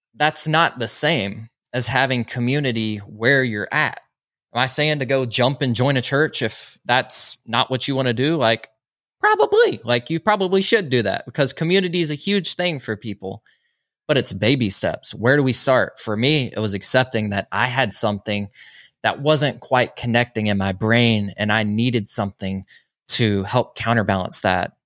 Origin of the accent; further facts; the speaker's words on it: Social Circle, Georgia, United States; I grew up in a little town called Social Circle, Georgia